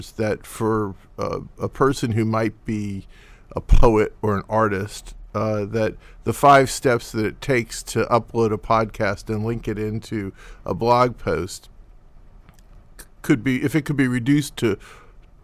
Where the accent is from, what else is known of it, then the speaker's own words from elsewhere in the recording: New York, United States; I'm from New York, and it's a hard place to move